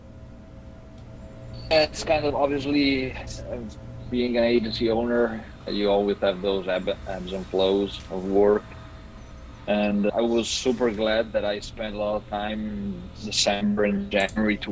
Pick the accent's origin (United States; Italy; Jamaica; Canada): Italy; moved away; I'm calling in from Italy, back home for a week